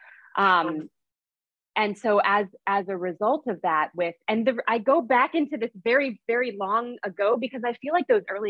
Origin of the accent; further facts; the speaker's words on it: St. Louis, Missouri, United States; now in Union City, United States; I'm currently living in Union City, New Jersey, but I grew up in St. Louis, Missouri